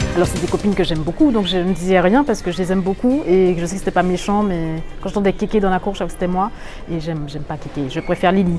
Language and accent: French; Martinique; je viens de la Martinique